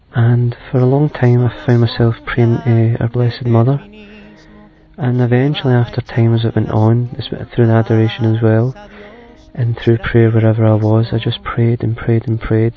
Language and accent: English; Scotland, United Kingdom; I'm 24 and I'm from Scotland